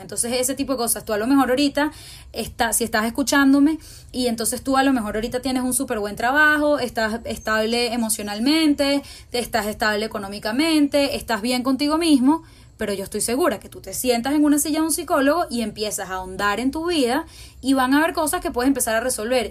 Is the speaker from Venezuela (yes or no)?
yes; Caracas, Venezuela; Aquí en Venezuela hay como, es como un círculo de colegios que en verdad nos conocemos mucho entre todos